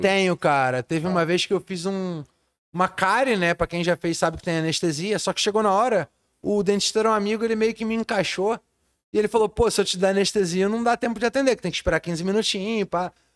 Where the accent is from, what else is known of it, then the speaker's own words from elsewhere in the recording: Rio de Janeiro, Brazil; Eu sou de lá, nascido e criado na Ilha do Governador.